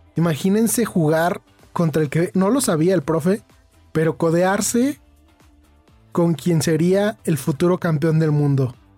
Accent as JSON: {"language": "Spanish", "country": "Mexico", "also_born_or_lived": "Irapuato, Guanajuato", "said": "yo soy de México"}